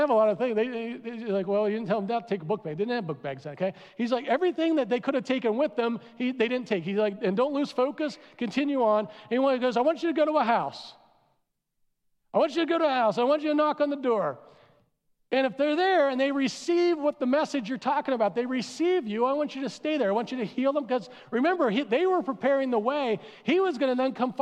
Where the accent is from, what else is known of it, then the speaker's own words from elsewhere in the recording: East Coast, United States; moved away; I'm from the East Coast